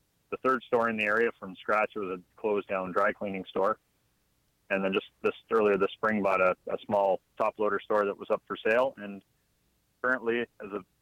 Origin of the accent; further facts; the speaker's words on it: just outside of Toronto, Ontario, Canada; moved away as an adult; now in Alabama, United States; I'm actually from Canada, just outside of Toronto. I've lived up there most of my life.